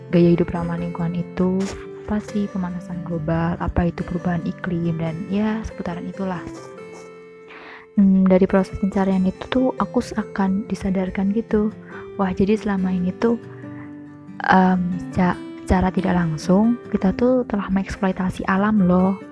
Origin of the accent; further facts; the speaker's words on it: Kartasura, Central Java, Indonesia; now in Yogyakarta, Indonesia; Aku lahir dan besar di Kartasura, tapi sudah satu tahun ini tinggal di Jogja.